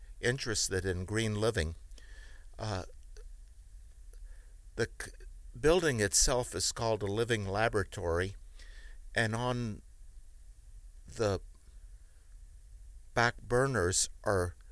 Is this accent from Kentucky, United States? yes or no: yes; Kentucky, United States; also born or lived in Europe / Cleveland, Ohio / Memphis / Houston; now in Chicago, United States; Originally, I was born in Europe but raised in Kentucky